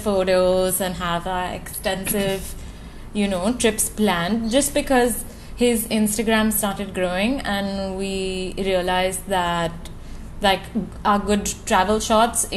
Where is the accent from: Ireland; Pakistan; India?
India; Goa; moved away as an adult; also born or lived in Mumbai, India / Italy; now in Dubai, United Arab Emirates; I was born and raised in Goa, lived there for most of my life